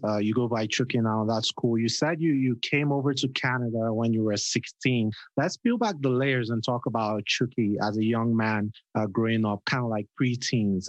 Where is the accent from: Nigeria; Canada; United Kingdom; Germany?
Nigeria; I'm Nigerian